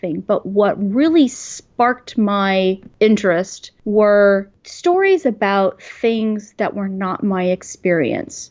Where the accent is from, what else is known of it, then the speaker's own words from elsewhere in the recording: Houston, Texas, United States; moved away; also born or lived in New York; I grew up in Houston, in Texas.